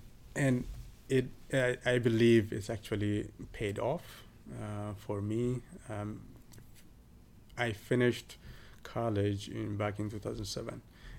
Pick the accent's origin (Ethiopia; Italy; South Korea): Ethiopia; southern Ethiopia; southern Ethiopia. It's called Kobadi. It's not my town. It's about 90 kilometers or so away from my hometown